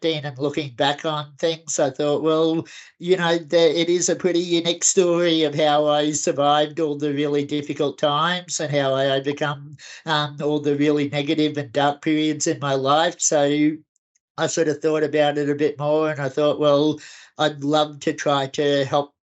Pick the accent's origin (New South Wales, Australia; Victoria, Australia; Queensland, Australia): Queensland, Australia; Kingaroy; now in Brisbane, Australia; back in my hometown of Kingaroy